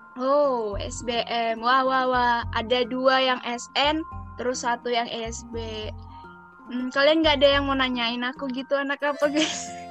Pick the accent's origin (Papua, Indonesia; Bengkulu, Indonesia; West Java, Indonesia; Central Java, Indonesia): Bengkulu, Indonesia; Aku dari Bengkulu nih. Eh, ya, aku dari Bengkulu dan sekarang aku masih di Bengkulu